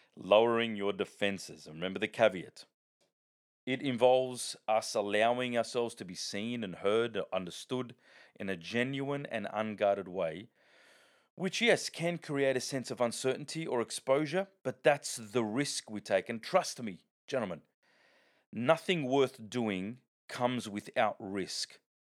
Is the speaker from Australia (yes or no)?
yes; Sydney, New South Wales, Australia; I grew up in the Bronx of, of Sydney known as Parramatta